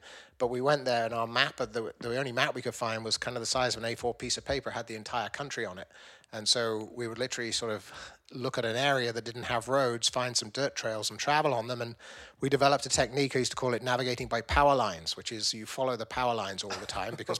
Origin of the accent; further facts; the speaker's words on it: Vancouver, British Columbia, Canada; We're friends from Vancouver.